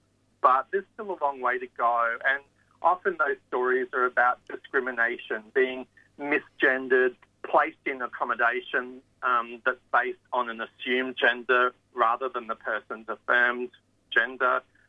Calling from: New South Wales, Australia; I guess I'm speaking from New South Wales

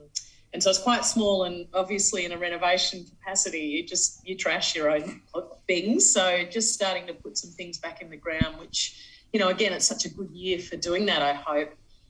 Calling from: Central Victoria, Australia; I'm calling in from Central Victoria, obviously.

